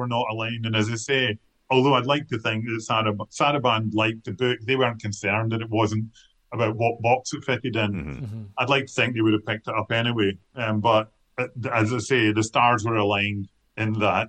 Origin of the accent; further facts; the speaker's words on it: Kilmarnock, Scotland, United Kingdom; I come from Kilmarnock, and I wasn't brought up hanging around with other writers